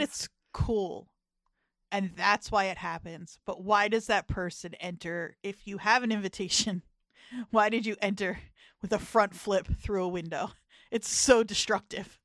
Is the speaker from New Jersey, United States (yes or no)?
yes; New Jersey, United States; Some people from where I'm from will say they're from the Philly suburbs rather than saying they're from South Jersey. That's how close we are to the city